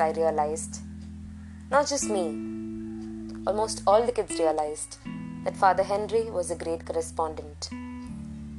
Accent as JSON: {"language": "English", "region": "Tamil Nadu", "country": "India", "tie": "born or raised there", "also_born_or_lived": "Kerala", "first_language": "Malayalam", "second_language": "English", "said": "I was born and brought up in Tamil Nadu, I love the Tamil language equally."}